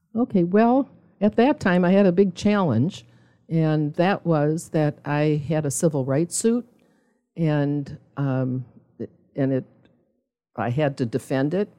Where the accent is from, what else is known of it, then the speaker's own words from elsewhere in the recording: Milwaukee, Wisconsin, United States; now in Zionsville, United States; I was originally from Milwaukee